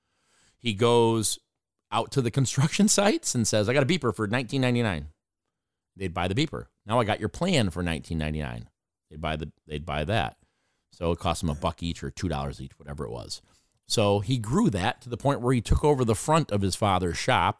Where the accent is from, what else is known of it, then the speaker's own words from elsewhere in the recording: Watertown, New York, United States; my life growing up on the north side of Watertown as an Irish-Italian guy